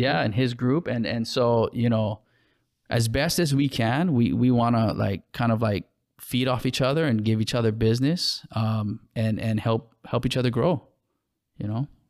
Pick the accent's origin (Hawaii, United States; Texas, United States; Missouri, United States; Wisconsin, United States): Hawaii, United States